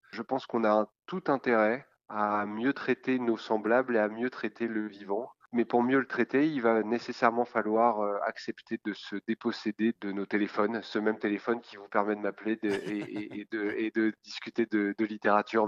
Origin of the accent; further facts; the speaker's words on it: France; also born or lived in Quebec; en tant que Français